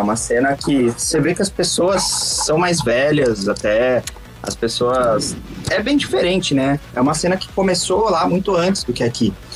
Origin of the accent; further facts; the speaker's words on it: Brazil; sou brasileiro